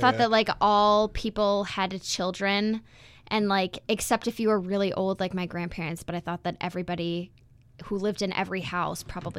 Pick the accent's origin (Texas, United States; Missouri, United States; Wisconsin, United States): Wisconsin, United States; Beaver Dam; also born or lived in Park Ridge, Illinois; I was born in Park Ridge, Illinois. And I lived there with my mom and my dad and my younger sister and my brother until I was in second grade. And then we moved to Beaver Dam, Wisconsin, which is where I grew up